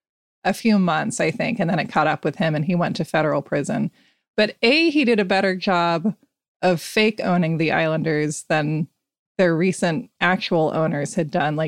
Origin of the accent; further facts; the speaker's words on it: United States; I'm an American.